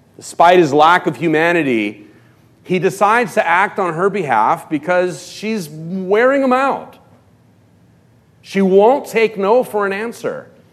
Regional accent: Los Angeles, California, United States; moved away; also born or lived in West County; I grew up in Hollywood, in Los Angeles

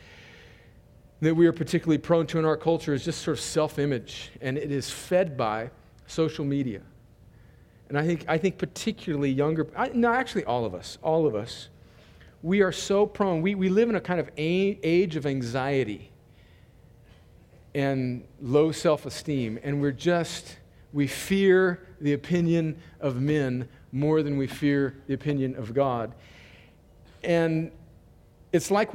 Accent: Mexican border in California, United States; the earliest house that I remember growing up in on the Mexican border in California, you could go out my door where I grew up and you could look down the street and you could actually see Mexico. And my hometown is right on the border

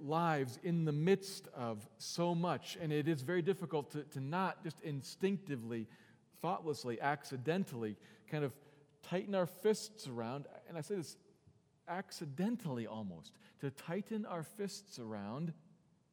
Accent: United States; I'm thankful that I'm an American. And I'm thankful for the fact that this is the world in which I was born and I have grown up

